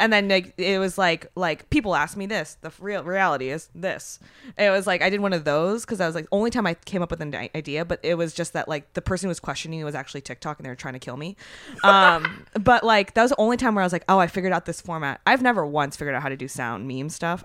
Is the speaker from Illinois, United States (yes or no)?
no; San Francisco Bay Area, California, United States; I'm from the Bay Area, but, um, so I was, like, very, I mean, and I'm Japanese. I grew up very, very quiet